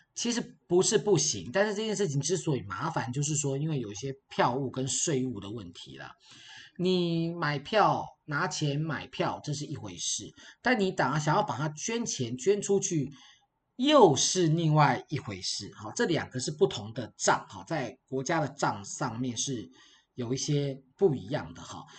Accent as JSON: {"language": "Chinese", "country": "Taiwan"}